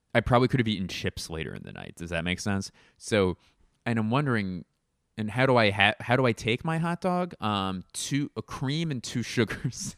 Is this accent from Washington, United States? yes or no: no; Philadelphia, Pennsylvania, United States; moved away as an adult; my hometown of Philadelphia